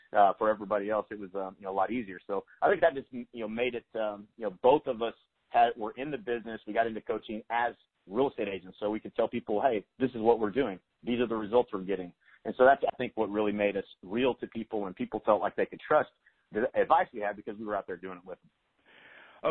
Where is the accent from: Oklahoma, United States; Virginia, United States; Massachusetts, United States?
Oklahoma, United States; Lawton; I'm from Lawton, Oklahoma. It's a pretty small town